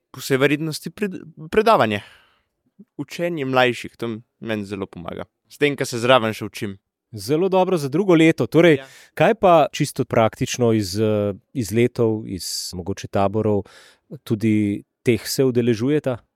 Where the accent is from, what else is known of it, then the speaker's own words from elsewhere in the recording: Slovenia; prihajam iz Milpršenčurja.